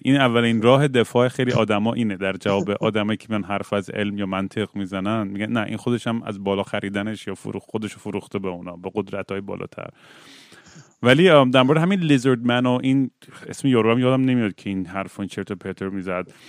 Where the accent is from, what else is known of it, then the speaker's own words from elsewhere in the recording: Zanjan, Zanjan Province, Iran; بچه بودیم میرفتیم مراسم و تاسوا تو زنجان